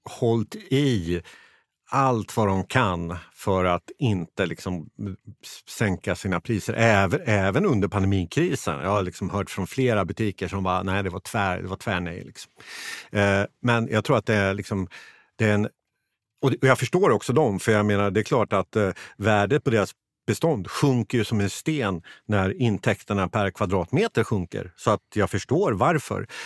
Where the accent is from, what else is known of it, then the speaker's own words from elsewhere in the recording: Motala, Östergötland, Sweden; Jag själv är från eh, Motala och när jag, är hemma i Motala och tittar liksom hur det ser ut, det är ganska mycket tomma eh, butiker